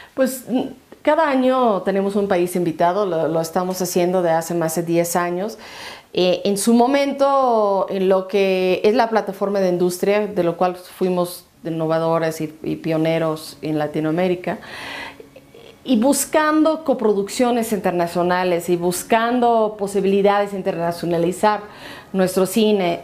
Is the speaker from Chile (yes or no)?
no; United States; now in Mexico; como gringa